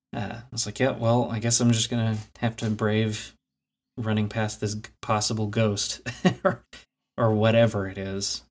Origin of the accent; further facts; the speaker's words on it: Clifton, Texas, United States; shortly after moving to what I refer to now as my hometown, uh, Clifton, Texas